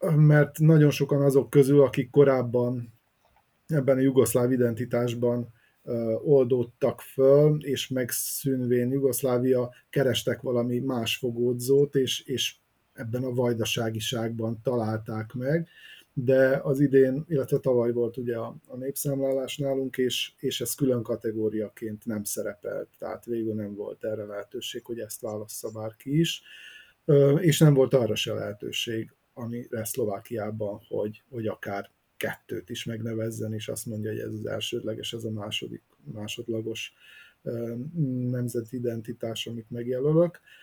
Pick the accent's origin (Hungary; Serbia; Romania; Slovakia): Serbia; Vojvodina; mi meg a vajdasági magyarok vagyunk